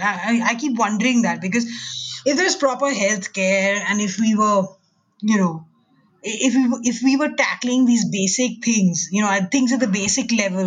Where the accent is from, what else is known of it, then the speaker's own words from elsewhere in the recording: India; moved away; growing up in India, you know, in the 80s and 90s